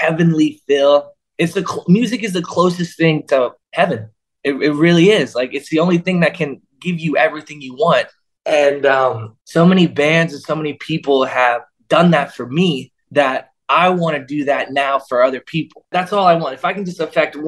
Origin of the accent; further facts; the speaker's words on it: Florida, United States; I grew up in Florida